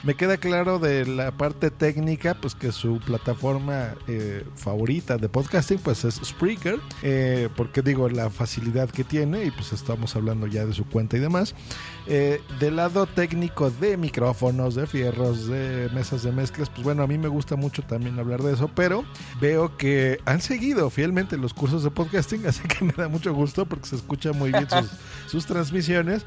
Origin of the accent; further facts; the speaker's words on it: Mexico; yo también soy de México